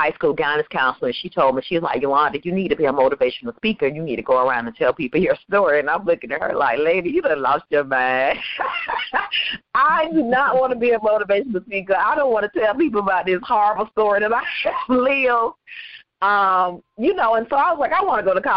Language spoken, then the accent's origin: English; Waycross, Georgia, United States; also born or lived in Valdosta, Georgia; I am a little poor girl that grew up on Jones Street in Waycross, Georgia